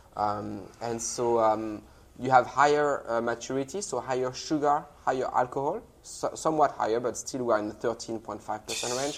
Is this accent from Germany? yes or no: no; France; moved away; I was raised in the Loire Valley